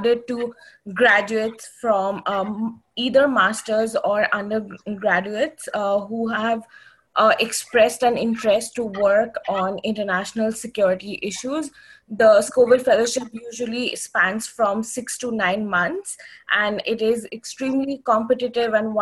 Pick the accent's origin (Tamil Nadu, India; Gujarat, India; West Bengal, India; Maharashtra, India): West Bengal, India; Kolkata; moved away as an adult; also born or lived in New Delhi; now in Washington, D.C., United States; So I'm originally, I come from India. I grew up in Calcutta